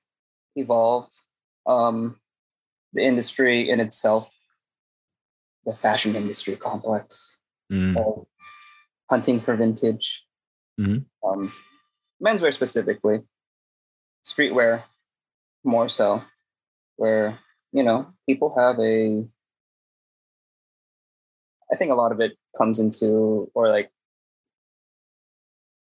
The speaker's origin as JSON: {"language": "English", "town": "San Francisco", "region": "California", "country": "United States", "said": "I'm from San Francisco"}